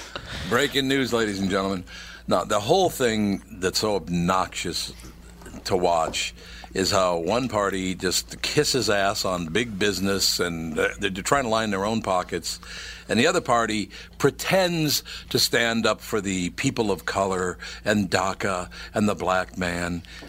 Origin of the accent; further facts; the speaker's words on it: Minneapolis, Minnesota, United States; When I grew up in North Minneapolis, since I was a little kid, I've been hearing how they're going to come in there and they're going to repair everything